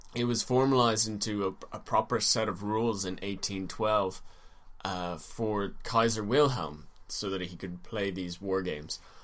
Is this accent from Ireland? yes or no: yes; Ireland; We're Irish.